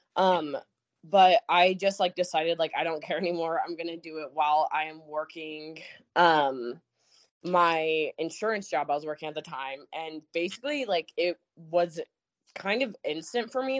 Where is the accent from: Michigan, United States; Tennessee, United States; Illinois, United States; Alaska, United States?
Alaska, United States; I'm from Alaska